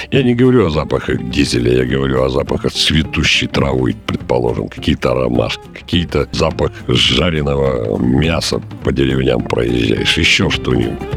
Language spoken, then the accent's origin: Russian; Siberia, Russia; я вот говорю всегда вот этим европейским полицейским, что я с Сибири. Когда он говорит, так там же холодно